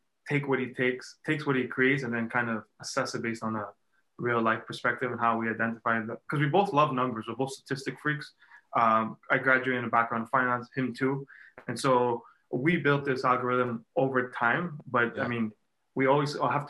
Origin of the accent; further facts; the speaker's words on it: Quebec, Canada; But we're from Quebec